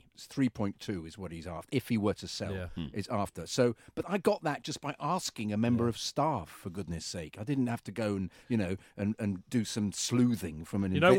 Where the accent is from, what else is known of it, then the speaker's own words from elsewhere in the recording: England, United Kingdom; No, I'm not. I just take the facts in. I'm English.